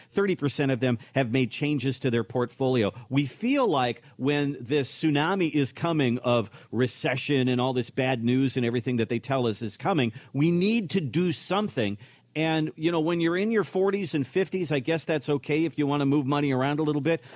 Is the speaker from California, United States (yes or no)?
no; Minnesota, United States; moved away; I'm originally from Minnesota